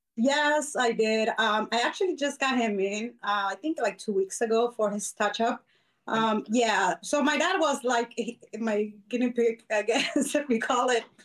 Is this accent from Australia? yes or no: no; Arizona, United States; also born or lived in Mexico; been here since I was nine. So my parents brought me when I was really small